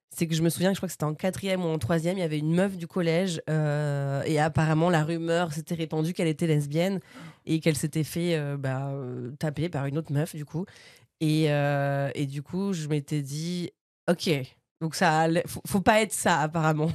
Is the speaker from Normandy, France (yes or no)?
yes; Bernay, Normandy, France; moved away as an adult; also born or lived in Paris region; now in Paris, France; à Bernay, donc là où j'ai grandi dans l'heure, en Normandie. Et voilà, en fait, non, j'arrivais, en fait, je suis née en région parisienne. Je suis arrivée à Bernay, donc euh, ouais, je sais pas, 4 ans.